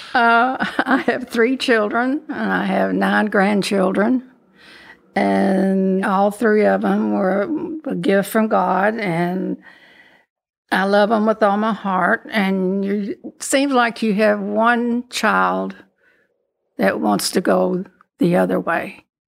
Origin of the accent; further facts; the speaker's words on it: Louisville, Kentucky, United States; also born or lived in Danville, Kentucky; when I was two, we came to Louisville, and I've been here ever since.